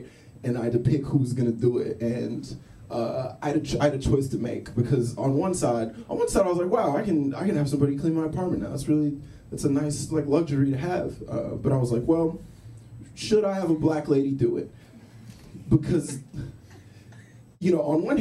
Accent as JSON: {"language": "English", "region": "Texas", "country": "United States", "tie": "born or raised there", "moved": "yes", "said": "I grew up in Texas, and I feel like I grew up in, like, a very homophobic environment"}